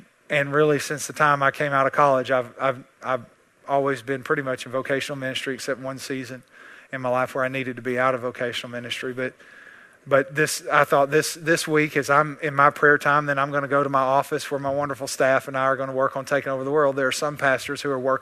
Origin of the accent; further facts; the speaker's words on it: East Texas, United States; I'm from East Texas